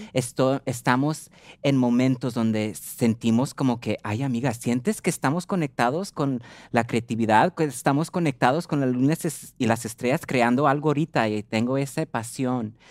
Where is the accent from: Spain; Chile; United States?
United States; ser nacida en los Estados Unidos